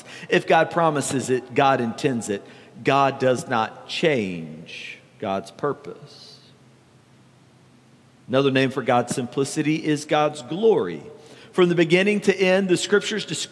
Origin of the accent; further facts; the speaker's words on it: the South, United States; growing up in the South